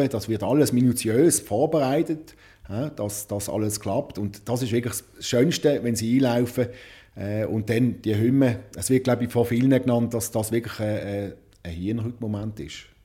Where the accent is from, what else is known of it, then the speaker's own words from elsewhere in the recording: Zurich, Switzerland; Also als Zürcher sicher, äh, wie du gesagt hast